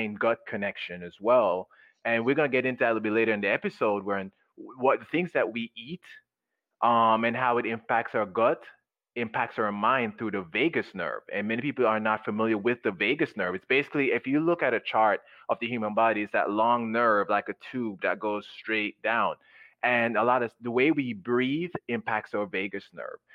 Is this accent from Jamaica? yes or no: yes; Jamaica; moved away; when I was growing up in Jamaica